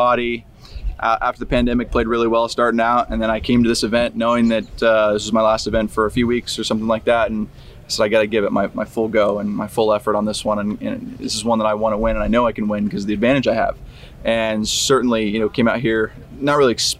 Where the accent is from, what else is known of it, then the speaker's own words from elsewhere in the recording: Fresno, California, United States; I grew up in Fresno, California